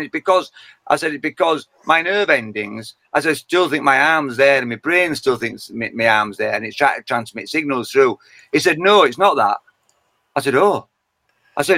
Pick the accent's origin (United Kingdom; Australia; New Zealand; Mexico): United Kingdom; Yorkshire and the Humber; accent: Yorkshire; I'm a Yorkshire man, and I'm born and bred in Yorkshire